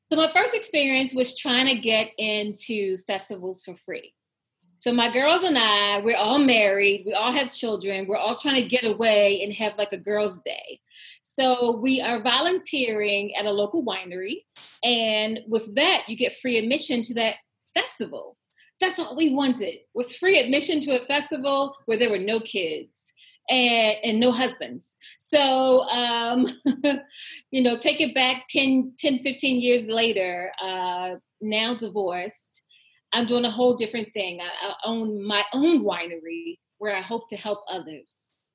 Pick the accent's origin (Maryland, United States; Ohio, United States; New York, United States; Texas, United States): Maryland, United States; Baltimore; I am born and raised from Baltimore City